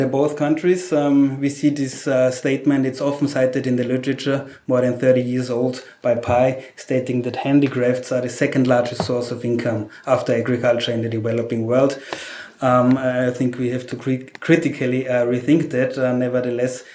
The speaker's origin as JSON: {"language": "English", "country": "Austria", "said": "I'm from Austria"}